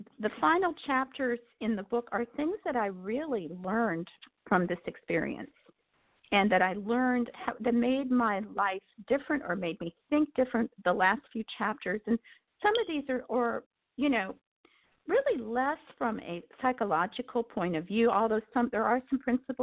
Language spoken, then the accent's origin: English; United States; I grew up in the Amish country